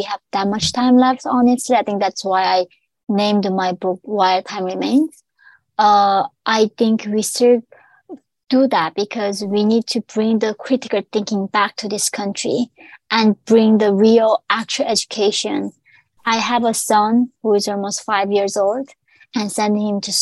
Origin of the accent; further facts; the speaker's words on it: North Korea; now in New York City, United States; When I was born in North Korea